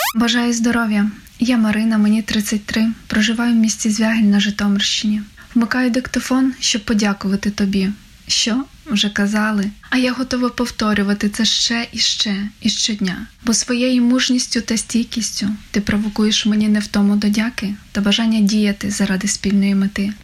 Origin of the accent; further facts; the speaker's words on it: Ivano-Frankivsk Oblast, Ukraine; я з Івано-Франківщини